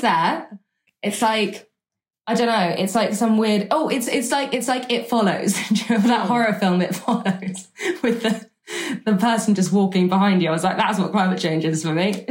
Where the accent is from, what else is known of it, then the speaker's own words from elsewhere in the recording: Gloucestershire, South West England, United Kingdom; we are in Gloucestershire in 2016, which is actually my my hometown. Um, that's where that's where I was brought up.